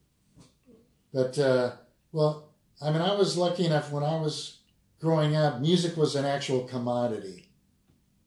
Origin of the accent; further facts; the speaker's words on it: Los Angeles, California, United States; I was raised in Mar Vista.